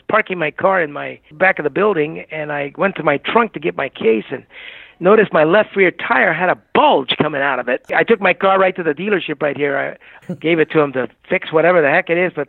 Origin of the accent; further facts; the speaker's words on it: Southern California, United States; moved away as an adult; also born or lived in Puerto Rico / New Mexico; now in West Palm Beach, United States; I grew up in Southern California